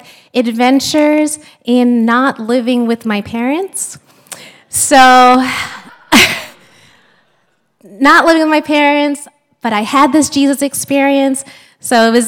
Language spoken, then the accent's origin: English; San Diego, California, United States; moved away as an adult; also born or lived in Chicago / New York / New Haven, Connecticut; now in Philadelphia, United States; I was born and raised in San Diego.